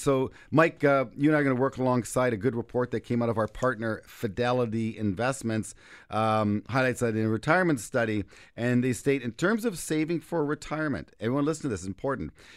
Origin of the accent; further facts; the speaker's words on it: Canada; I'm Canadian